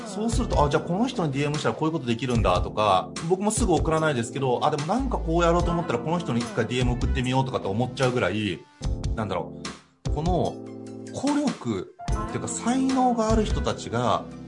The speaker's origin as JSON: {"language": "Japanese", "town": "Hachioji", "region": "Tokyo", "country": "Japan", "tie": "born or raised there", "accent": "Hachioji intonation", "said": "八王子出身だからね、ちょっとね、八王子のね、あの、イントネーションちょっと違う"}